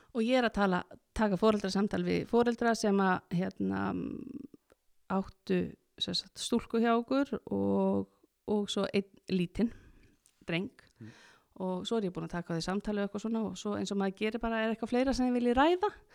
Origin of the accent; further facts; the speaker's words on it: Akureyri, Northeastern Region, Iceland; ég er akureyningur og er alin upp í skarst í 40D